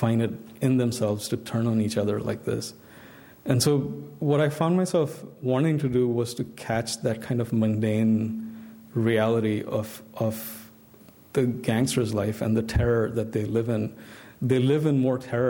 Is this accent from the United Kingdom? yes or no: no; India; growing up in India in my generation, I had a very mixed set of influences